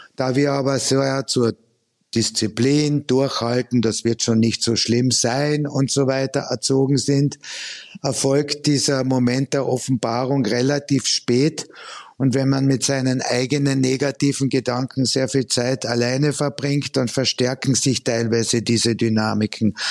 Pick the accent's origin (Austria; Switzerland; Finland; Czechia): Austria; now in Germany; ich komme ja ursprünglich aus Österreich